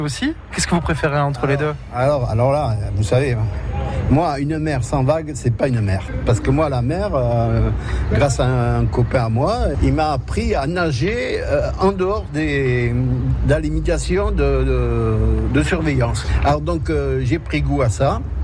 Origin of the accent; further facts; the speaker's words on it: Dax, Nouvelle-Aquitaine, France; also born or lived in Antibes; now in Capbreton, France; je suis originaire de Dax, euh, ben, j'ai voulu, revenir, retrouver mes racines. Et voilà, je suis à Cap-Breton.